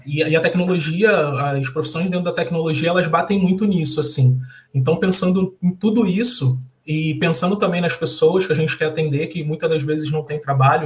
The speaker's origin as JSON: {"language": "Portuguese", "region": "Rio de Janeiro", "country": "Brazil", "tie": "born or raised there", "said": "Sou carioca, nascido e criado numa favela aqui do Rio"}